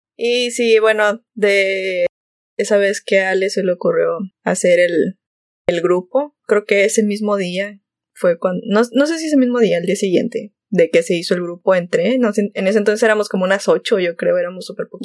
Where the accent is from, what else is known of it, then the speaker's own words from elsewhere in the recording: Monterrey, Nuevo León, Mexico; Soy de Monterrey.